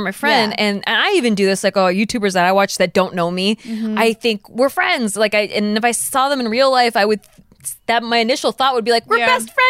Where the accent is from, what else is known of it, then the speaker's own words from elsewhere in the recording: Santa Barbara, California, United States; now in Los Angeles, United States; I'm from Santa Barbara.